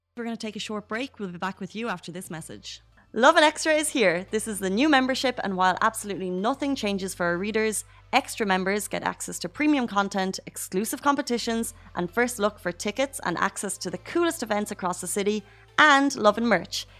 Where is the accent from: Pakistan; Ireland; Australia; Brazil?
Ireland; moved away as an adult; now in United Arab Emirates; growing up in Ireland